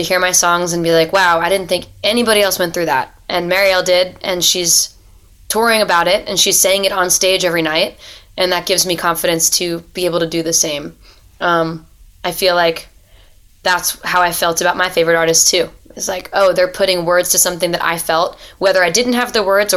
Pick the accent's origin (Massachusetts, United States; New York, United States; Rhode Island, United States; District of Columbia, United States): Rhode Island, United States; moved away as an adult; also born or lived in Delaware / Philadelphia, Pennsylvania; now in Nashville, United States; So I grew up in Rhode Island, and then I went to school at University of Delaware